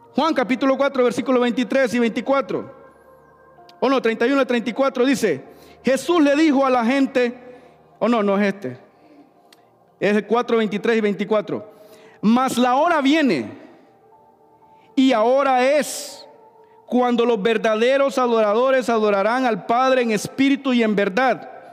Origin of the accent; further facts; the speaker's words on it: Honduras; now in St. Louis, United States; yo soy hondureño.